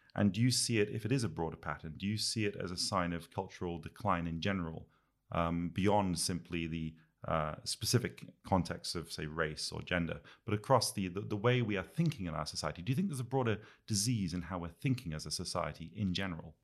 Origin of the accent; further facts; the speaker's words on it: United Kingdom; I'm a Brit